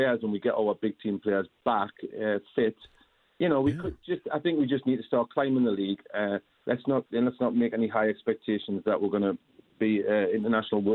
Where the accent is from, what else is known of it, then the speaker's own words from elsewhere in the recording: Newcastle upon Tyne, North East England, United Kingdom; moved away as an adult; also born or lived in Mallorca, Spain; as a Geordie